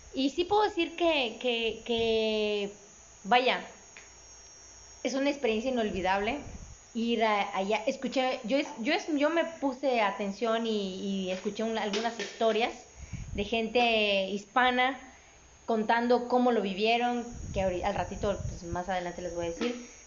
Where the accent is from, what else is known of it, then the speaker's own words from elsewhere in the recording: Mexico; como buenos mexicanos, este, eh, provincianos